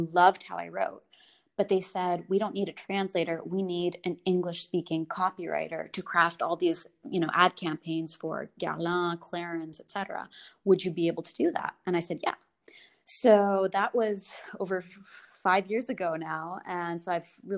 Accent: United States; moved away as an adult; also born or lived in California, United States / Connecticut, United States / south of France / Washington, D.C., United States; now in Paris, France; I grew up mostly in the States, first California, then Connecticut

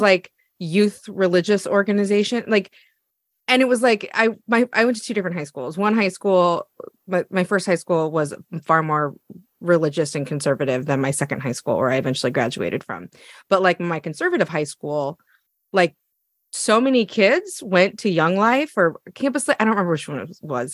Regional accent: Eugene, Oregon, United States; I'm from Eugene, Oregon.

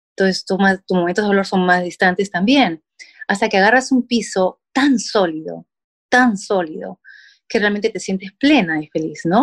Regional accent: Peru; moved away as an adult; now in United States; soy mamá peruana, con dos hijos ya grandes

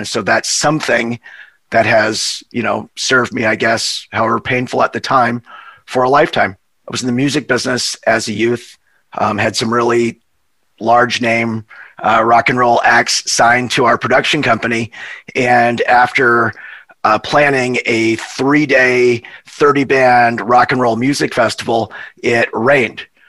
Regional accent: Montana, United States; moved away as an adult; also born or lived in Hawaii; we're from Montana we're cowboys.

